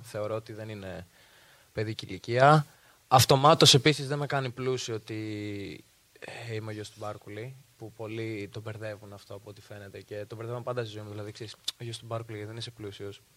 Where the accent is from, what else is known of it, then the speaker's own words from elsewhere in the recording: Heraklion, Crete, Greece; μεγάλωσα στο Ηράκλειο